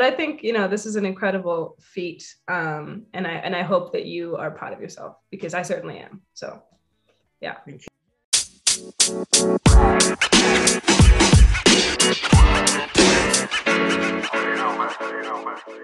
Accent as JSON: {"language": "English", "country": "Zimbabwe", "also_born_or_lived": "United States", "first_language": "English", "moved": "yes", "said": "when I'm away from Zim, I'm making work about Zim"}